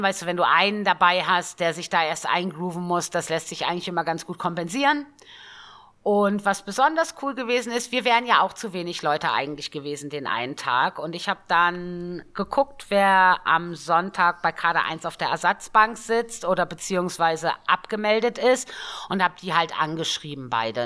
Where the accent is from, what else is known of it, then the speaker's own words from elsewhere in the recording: Northern Germany, Germany; Ich komme ja auch gebürtig aus dem Norden.